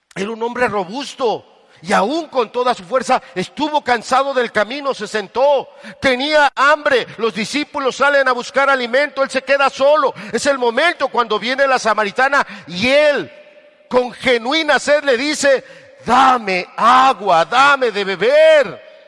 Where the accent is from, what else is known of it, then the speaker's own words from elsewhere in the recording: Tehuacán, Puebla, Mexico; yo soy de Tehuacán